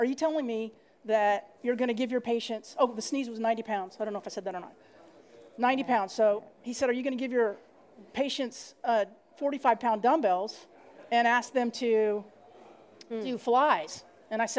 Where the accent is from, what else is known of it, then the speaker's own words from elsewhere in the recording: Dallas, Texas, United States; I'm from Dallas, Texas